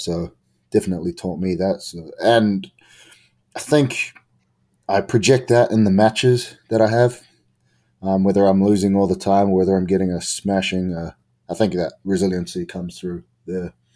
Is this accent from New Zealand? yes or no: yes; New Zealand; I'm from New Zealand